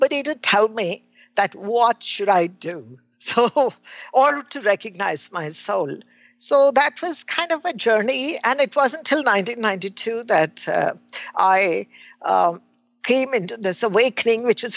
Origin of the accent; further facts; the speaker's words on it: India; I was born in India